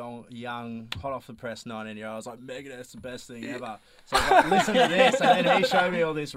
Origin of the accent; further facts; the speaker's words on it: Swan Hill, Victoria, Australia; now in Melbourne, Australia; I'm from New South Wales side of a little town called Swan Hill.